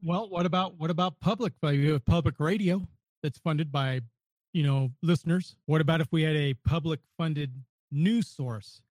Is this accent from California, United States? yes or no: yes; Northern California, United States; I grew up in Northern California.